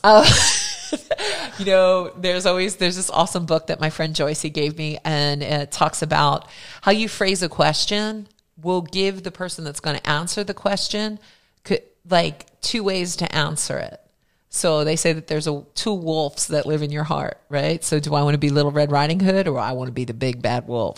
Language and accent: English; Philadelphia, Pennsylvania, United States; moved away; also born or lived in New Jersey; I was born in Philadelphia, grew up there